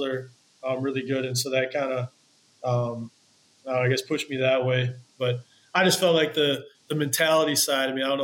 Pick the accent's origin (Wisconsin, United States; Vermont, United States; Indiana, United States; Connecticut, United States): Wisconsin, United States; growing up in Wisconsin